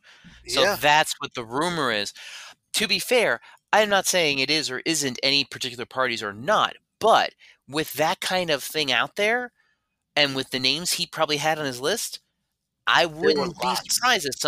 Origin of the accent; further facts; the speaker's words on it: South Florida, United States; also born or lived in Chicago; I grew up in South Florida, and I lived in Chicago for a hot minute in winter.